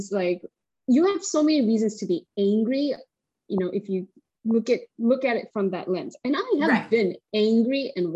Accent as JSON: {"language": "English", "country": "South Korea", "moved": "yes", "said": "I'm an immigrant, and I come from South Korea"}